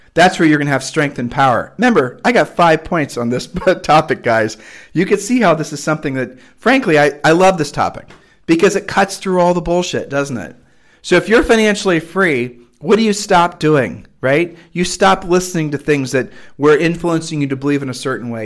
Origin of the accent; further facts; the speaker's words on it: United States; I was raised in America